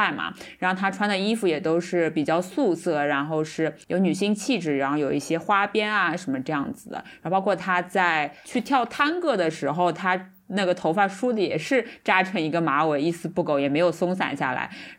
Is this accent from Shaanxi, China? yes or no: no; Shanghai, China; 就就我们上海人可能就或者说是我们年龄大一辈的人，他们看可能是看到很多是讲上海话，那么觉得很很有亲切感。